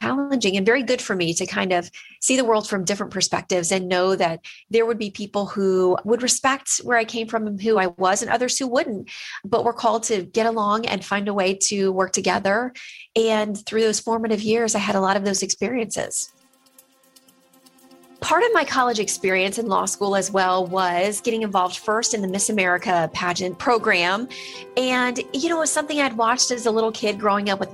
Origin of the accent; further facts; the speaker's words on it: Florida, United States; my home state of Florida